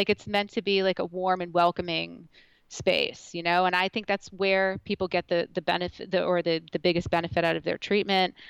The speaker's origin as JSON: {"language": "English", "town": "Point Pleasant", "region": "New Jersey", "country": "United States", "tie": "born or raised there", "moved": "as an adult", "lives_now": "Morristown, United States", "said": "I grew up in Point Pleasant, so I'm also a Morristown transplant"}